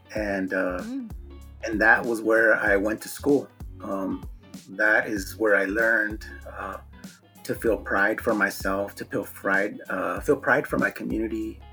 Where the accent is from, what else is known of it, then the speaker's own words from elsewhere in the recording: Omaha, Nebraska, United States; moved away as an adult; also born or lived in San Jose, California; growing up in South Omaha, we're very connected